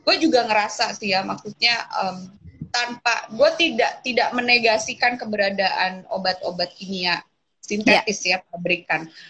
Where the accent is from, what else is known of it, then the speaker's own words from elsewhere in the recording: Java, Indonesia; karena gue lagi-lagi berangkat dari akar gue sebagai orang Jawa ya.